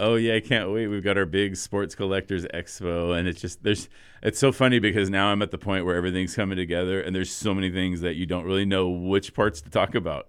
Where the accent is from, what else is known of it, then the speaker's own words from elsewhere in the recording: United States; as an American